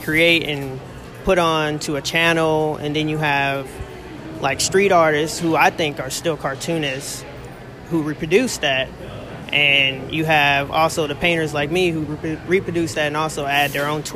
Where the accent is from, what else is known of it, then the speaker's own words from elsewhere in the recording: Kansas City, United States; I'm from Kansas City.